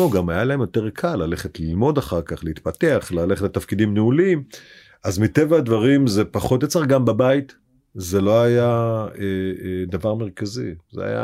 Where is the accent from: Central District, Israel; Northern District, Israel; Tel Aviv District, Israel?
Northern District, Israel; Beit She'an; born there; הייתה מאוד דומיננטית אה, ב- בעיר הולדתי בבית שאן, גם ב- ב- בפעילות הפוליטית.